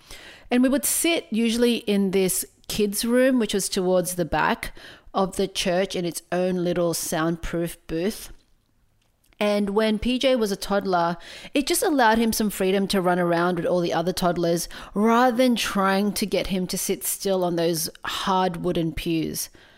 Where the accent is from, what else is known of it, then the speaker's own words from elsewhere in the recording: Philippines; Now look, as a Filipino person, religion played a really big part in both my traditions and my identity.